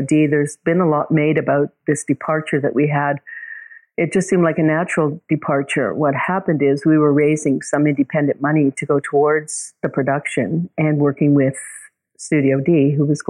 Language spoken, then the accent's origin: English; Vancouver, British Columbia, Canada; moved away; also born or lived in Toronto; I grew up in Vancouver, so I go back to see friends and family.